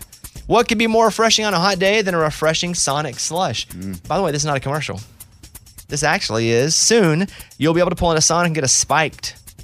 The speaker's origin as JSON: {"language": "English", "region": "Arkansas", "country": "United States", "said": "I said, I'm from Arkansas. We don't even call it queso. We call it cheese dip."}